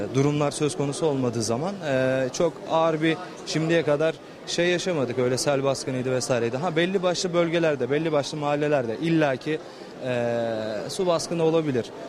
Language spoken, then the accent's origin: Turkish; Kayseri Province, Turkey; now in Ankara, Turkey; Ankara'da yaşıyorum aslen Kayseriliyim